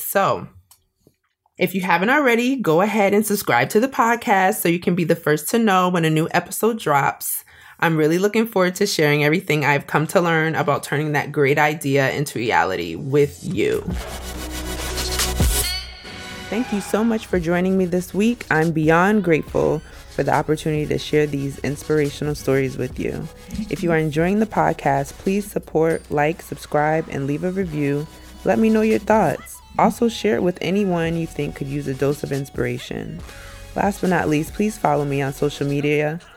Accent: Springfield, Massachusetts, United States; moved away as an adult; now in Atlanta, United States; I was born and raised in Springfield, Massachusetts. I moved to Atlanta about twenty ten

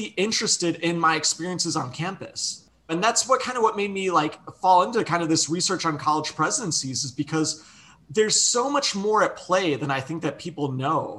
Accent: Chicago, Illinois, United States; moved away as an adult; also born or lived in Las Vegas, Nevada; I grew up in Chicago, moved to Las Vegas for undergrad

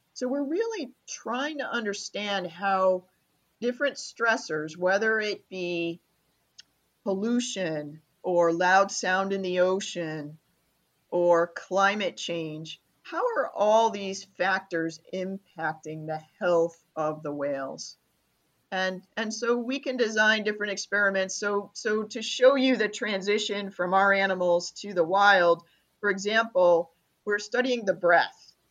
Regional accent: Rochester, New York, United States; moved away; I'm from Rochester, New York

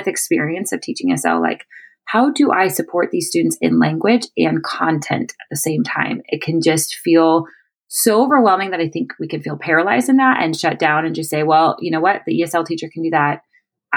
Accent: Chicago, Illinois, United States; moved away as an adult; now in Panama City, Panama; I am from Chicago, born and raised

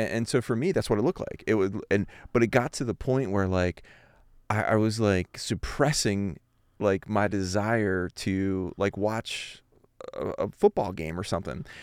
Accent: Philadelphia, Pennsylvania, United States; moved away as an adult; also born or lived in Ohio; I grew up in Philadelphia, an East Coast

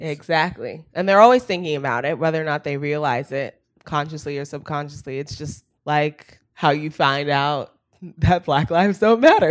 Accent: Palo Alto, California, United States; now in Los Angeles, United States; I grew up in Palo Alto, um, which is, like, the tech capital of the world and, um, and the home of Stanford University

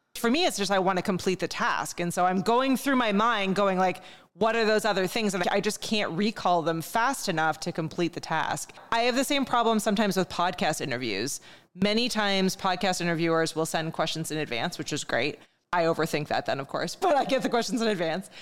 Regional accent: Montreal, Quebec, Canada; moved away as an adult; I grew up in Montreal, and I grew up fairly bilingual. You have to in Montreal. But I haven't lived there now for almost twenty years at this point.

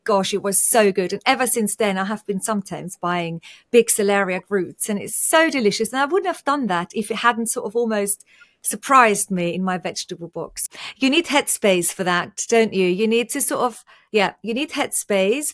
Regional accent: Austria; moved away; I was born and raised in Austria and my whole family is still in Austria.

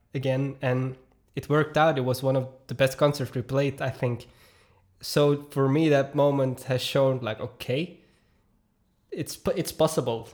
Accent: Belgium; also born or lived in Noorderwijk, Herentals; I'm from Belgium

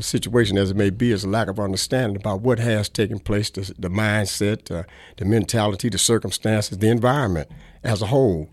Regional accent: Milwaukee, Wisconsin, United States; also born or lived in Chicago; I was born here in Milwaukee

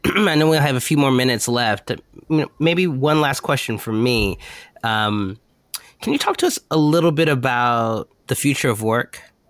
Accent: United States; I'm also American

